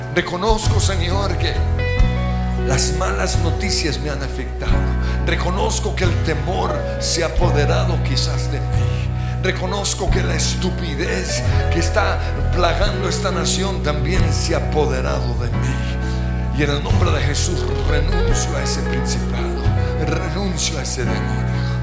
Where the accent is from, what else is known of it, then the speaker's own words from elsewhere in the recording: Colombia; como colombianos, como cristianos